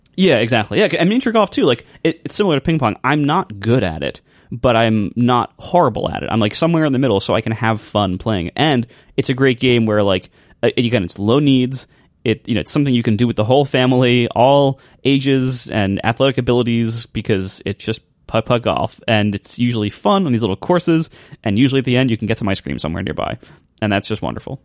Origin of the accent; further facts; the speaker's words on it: Ohio, United States; I'm from Ohio